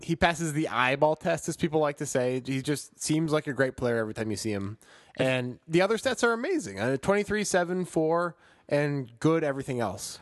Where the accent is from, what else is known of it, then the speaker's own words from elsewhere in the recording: Chicago, Illinois, United States; I'm from Chicago